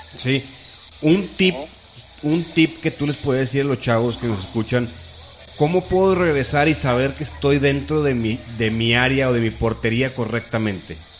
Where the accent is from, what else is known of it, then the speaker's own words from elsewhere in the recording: Monterrey, Nuevo León, Mexico; somos de Monterrey